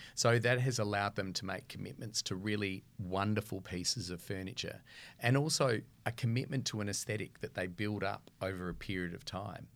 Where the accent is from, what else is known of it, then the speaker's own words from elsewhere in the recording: Adelaide, South Australia, Australia; moved away as an adult; now in Melbourne, Australia; growing up in Adelaide